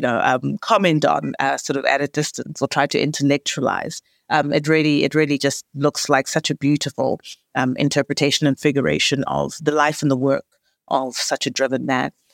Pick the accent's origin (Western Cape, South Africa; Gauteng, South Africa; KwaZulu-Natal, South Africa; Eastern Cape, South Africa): Gauteng, South Africa; Johannesburg; We are born and bred in Johannesburg, in Gauteng